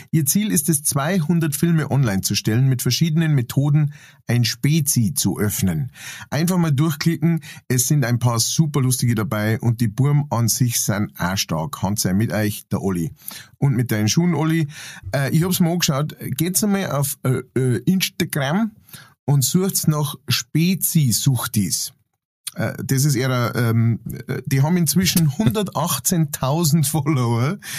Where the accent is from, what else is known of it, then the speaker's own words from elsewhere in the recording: Ingolstadt, Bavaria, Germany; ich bin in Ingolstadt geboren.